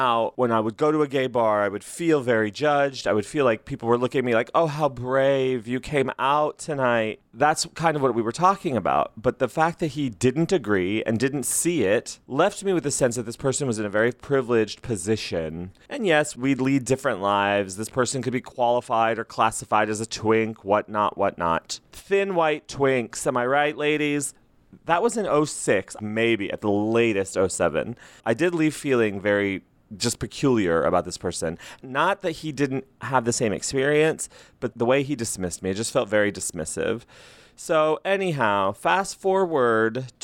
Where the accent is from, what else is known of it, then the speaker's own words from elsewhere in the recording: Las Cruces, New Mexico, United States; moved away as an adult; now in Los Angeles, United States; where I grew up in Las Cruces, New Mexico, where I'd come from